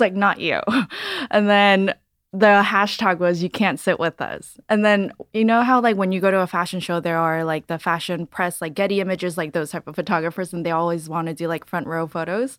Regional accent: Los Angeles, California, United States; also born or lived in San Francisco; I grew up in Los Angeles, born and raised here.

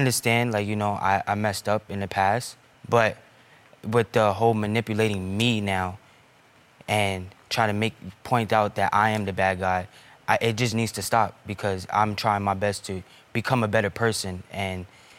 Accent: New York, United States; I'm from New York.

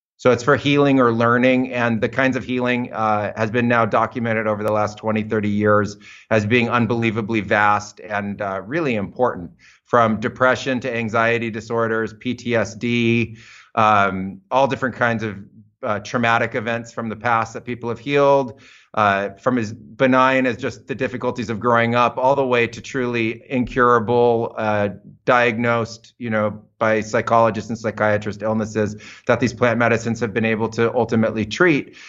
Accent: United States; moved away as an adult; also born or lived in Amazon; I was growing up in American suburbia

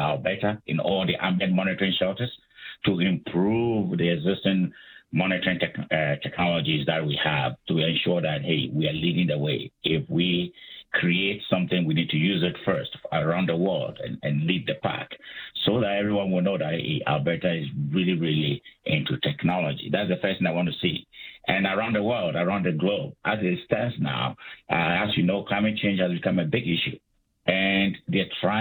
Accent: Ghana; moved away as an adult; also born or lived in United States / Calgary, Canada; I'm from Africa. I'm from Ghana. I did my undergraduate studies in Ghana.

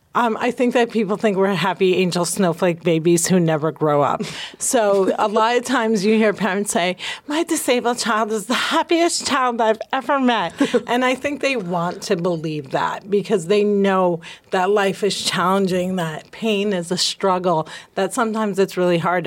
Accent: New Jersey, United States; I'm from Jersey.

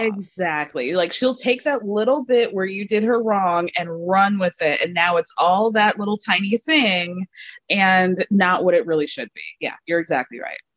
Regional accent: Chicago, Illinois, United States; I was born in Chicago

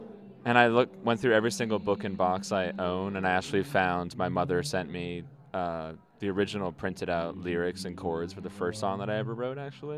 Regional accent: New Hampshire, United States; moved away; I didn't grow up in Brooklyn. I grew up in New Hampshire

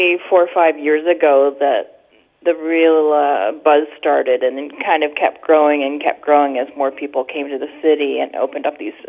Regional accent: Hamilton, Ontario, Canada; I'm actually born and raised in Hamilton

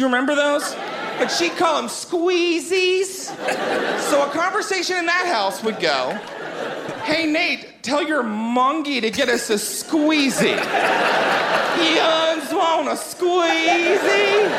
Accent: West Virginia, United States; I mentioned I'm from West Virginia. Now, I don't have much of an accent, but people where I grew up, they talk different than we talk here.

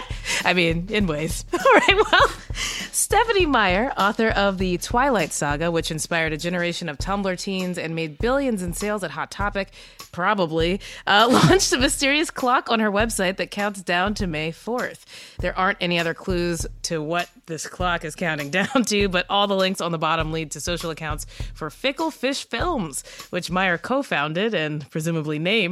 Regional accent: Kentucky, United States; I am from Kentucky.

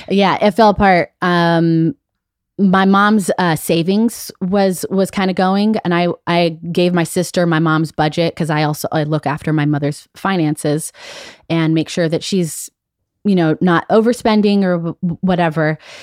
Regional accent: Las Vegas, Nevada, United States; moved away; also born or lived in Chicago; I've been away from Vegas for so long, that's where I, I grew up

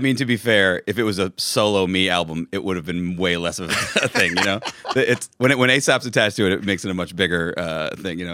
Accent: New York City, New York, United States; I grew up in West Village, and, uh, on Bedford Street. and, uh, and I've lived down here my whole life

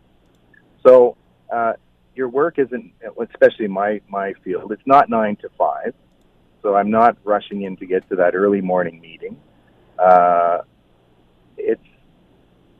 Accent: Balsam Lake, Ontario, Canada; moved away as an adult; also born or lived in Toronto; I grew up on Balsam Lake, and we always kept our cottage here.

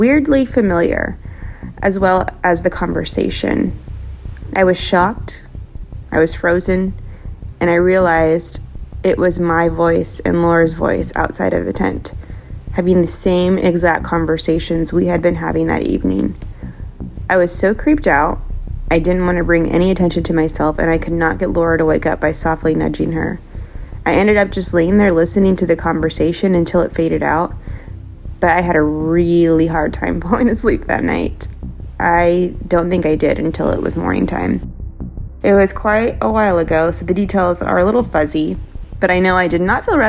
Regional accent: Kansas, United States; I'm from Kansas

